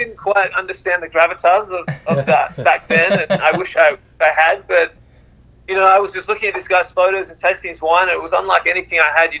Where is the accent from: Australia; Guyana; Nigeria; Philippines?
Australia; Adelaide, South Australia; moved away as an adult; now in California, United States; with my accent's a bit of a giveaway, even though it's a little soft one, but I'm a Australian boy. I grew up in Adelaide, South Australia.